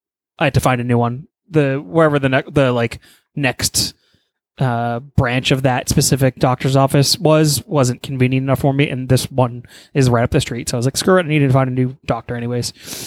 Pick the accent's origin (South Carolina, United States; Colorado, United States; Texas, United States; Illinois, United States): Texas, United States; but I'm from Texas and I can handle the heat.